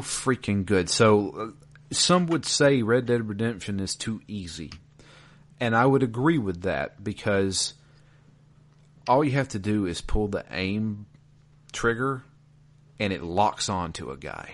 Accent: the South, United States; I am from the South.

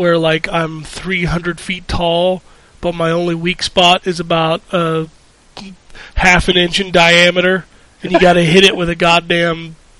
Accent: United States; I'm an American

